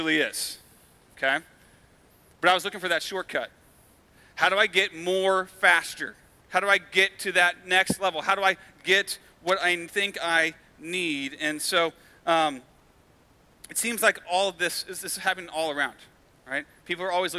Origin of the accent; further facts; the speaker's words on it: United States; because we're American